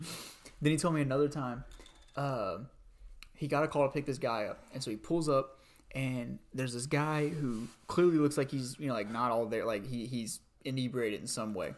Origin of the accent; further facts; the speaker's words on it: Louisiana, United States; I'm from Louisiana